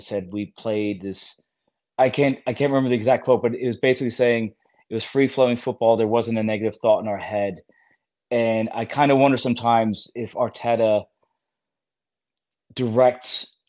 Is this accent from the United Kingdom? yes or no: no; Germany; because I grew up in Germany. My father was in the Air Force. I watched the German national team.